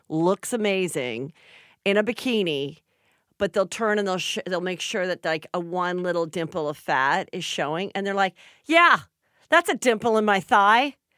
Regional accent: Los Angeles, California, United States; I grew up south the boulevard in Woodland Hills

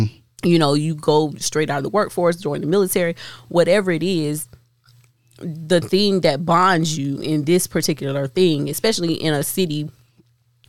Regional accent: Florence, South Carolina, United States; as a black person growing up in Florence, South Carolina.

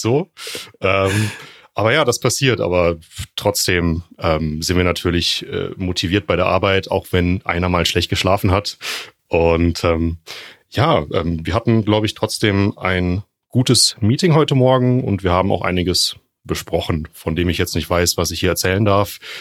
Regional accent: Freiburg, Baden-Württemberg, Germany; moved away as an adult; also born or lived in Jena; aus Freiburg, da bin ich geboren und in der Gegend dann auch aufgewachsen

